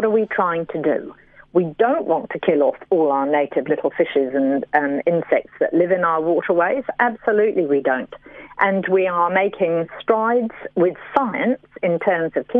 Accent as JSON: {"language": "English", "country": "New Zealand", "said": "my home country"}